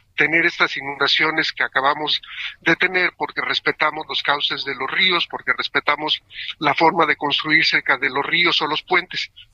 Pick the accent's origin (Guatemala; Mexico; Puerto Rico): Mexico; como mexicanos